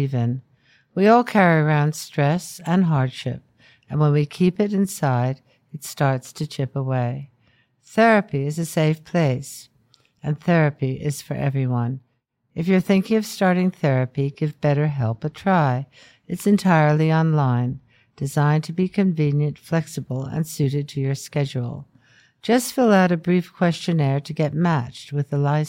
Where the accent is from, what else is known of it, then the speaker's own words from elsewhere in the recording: United States; As an American